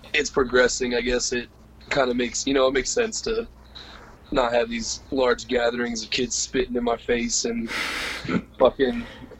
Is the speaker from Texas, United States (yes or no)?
yes; Dallas, Texas, United States; I play in the band … from Dallas, Texas.